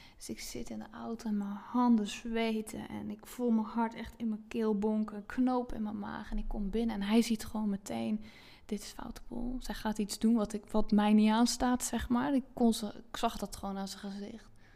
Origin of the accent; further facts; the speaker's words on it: Zeelandic Flanders, Netherlands; moved away as an adult; now in Zandvoort area, Netherlands; ik heb dus 30 jaar in zuid vlaanderen gewoond en. Ehm, dus dat is eh, het stuk van Zeeland wat tegen België aangeplakt zit